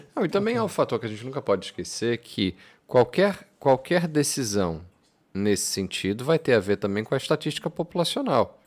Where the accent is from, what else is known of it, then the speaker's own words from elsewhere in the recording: Brazil; moved away as an adult; now in Portugal; eu cresci no Brasil, eu cresci com, com certas coisas que eram muito claras